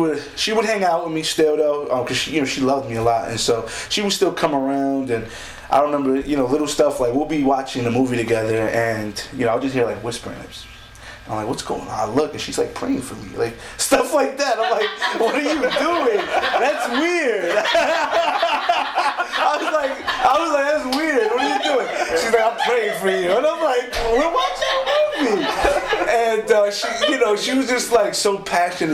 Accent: West New York, New Jersey, United States; I was born in Jersey City, but I was, you know, my heart is in West New York. It's in Hudson County

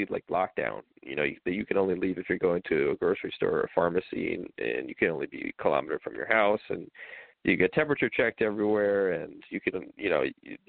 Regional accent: New York, United States; now in Washington, D.C., United States; I'm from New York, so they've had it really bad up there. And that's where my whole family lives.

